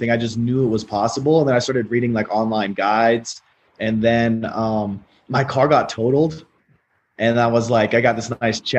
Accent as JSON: {"language": "English", "country": "United States", "said": "What's even crazier is as an American, the tax laws and the the nation laws are so favorable to you."}